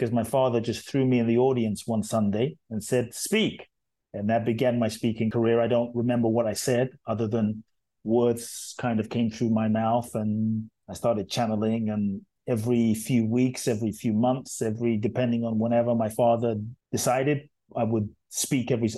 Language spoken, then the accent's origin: English; London, United Kingdom; born or raised there; also born or lived in Ghana